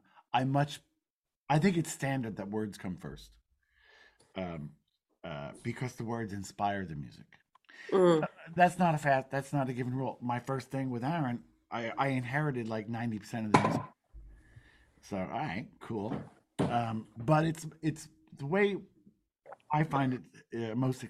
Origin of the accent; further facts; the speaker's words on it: New Jersey, United States; I grew up in New Jersey